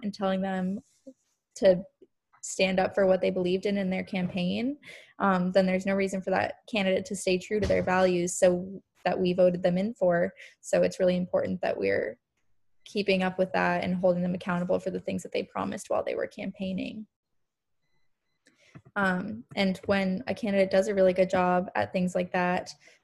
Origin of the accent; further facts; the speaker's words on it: Montana, United States; I'm from Montana, where we have absentee ballots